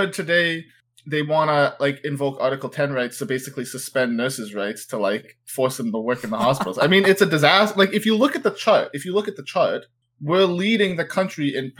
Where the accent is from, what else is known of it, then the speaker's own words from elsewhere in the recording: Canada; as a Canadian